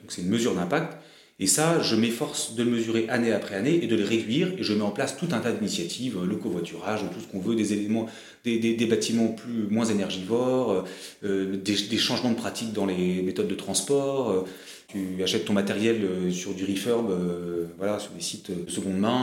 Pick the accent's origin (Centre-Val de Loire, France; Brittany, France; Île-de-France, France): Brittany, France; moved away as an adult; also born or lived in Paris; Je suis breton, je, j'ai un ancrage, euh, territorial fort